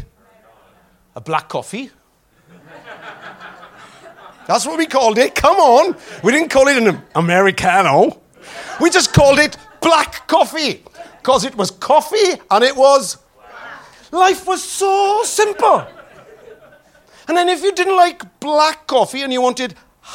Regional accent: Wales, United Kingdom; accent: Welsh; my Welsh accent

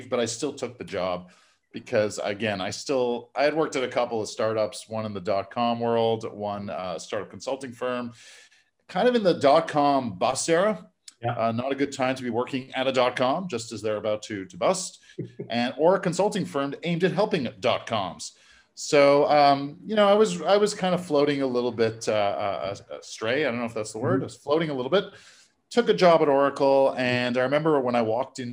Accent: Montreal, Quebec, Canada; here in my hometown of Montreal

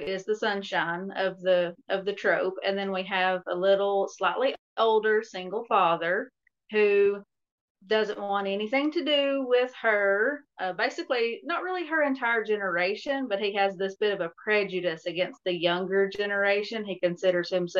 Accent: Tennessee, United States; I'm actually from Tennessee.

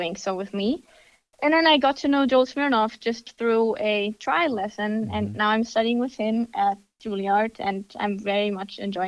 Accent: Germany; moved away as an adult; now in United States; I am from Germany. I was born and raised there

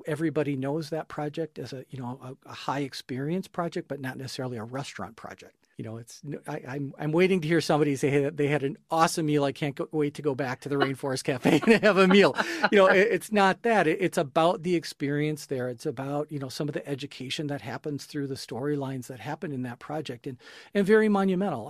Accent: Minneapolis–Saint Paul, Minnesota, United States; I grew up here in the Twin Cities

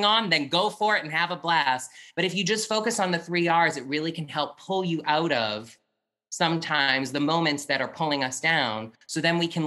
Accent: New Hampshire, United States; moved away; I'm from New Hampshire originally

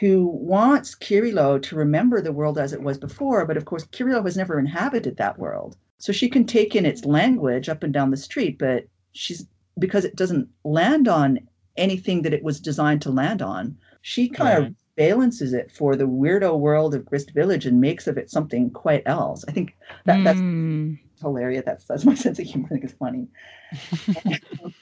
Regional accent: Newfoundland and Labrador, Canada; the first and only childhood I have is the childhood that I had in Newfoundland

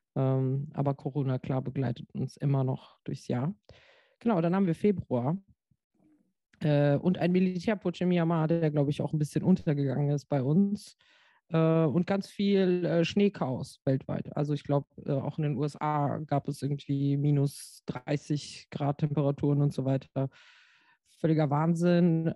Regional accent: Frankfurt, Hesse, Germany; now in Rheinhessen, Germany; ich bin Frankfurterin, deswegen sage ich immer, dass ich aus Frankfurt noch immer noch aus Frankfurt komme.

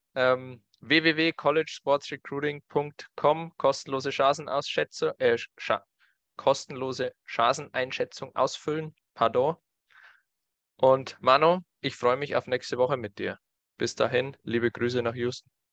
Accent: Germany; Bei uns in Deutschland

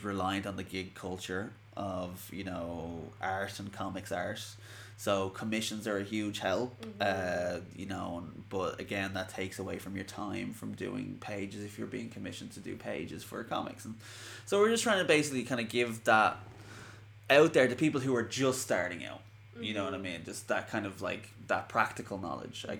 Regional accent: Ireland; I'm Irish

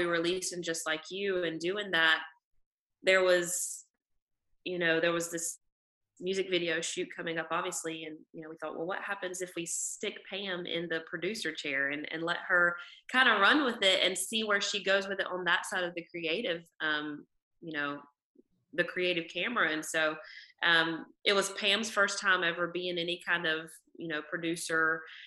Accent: North Carolina, United States; born or raised there; also born or lived in Nashville, Tennessee

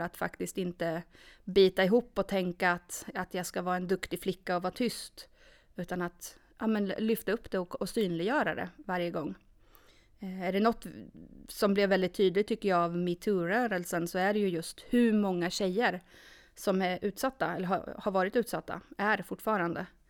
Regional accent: Norrköping, Östergötland, Sweden; moved away as an adult; now in Sundsvall, Sweden; Född och uppvuxen i Norrköping.

